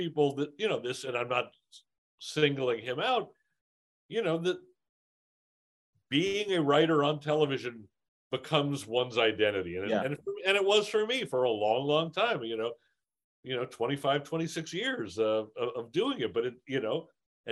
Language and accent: English; Los Angeles, California, United States; growing up in Encino